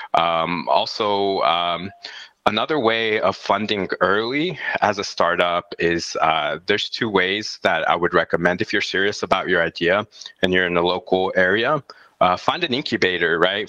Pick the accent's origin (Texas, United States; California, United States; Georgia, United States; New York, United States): Texas, United States; El Paso; I'm from El Paso, Texas, uh, right on the border of Mexico and the United States of America